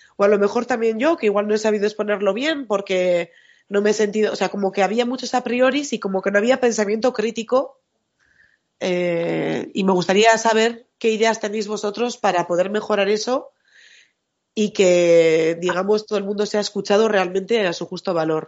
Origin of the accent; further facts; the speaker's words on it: Bilbao, Basque Country, Spain; moved away; yo soy de Bilbao y soy del norte